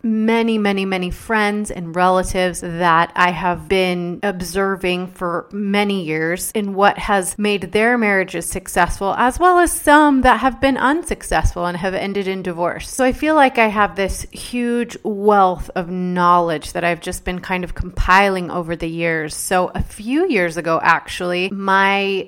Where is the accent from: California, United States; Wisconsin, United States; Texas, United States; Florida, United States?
Texas, United States; Dallas; I was born and raised in Dallas, Texas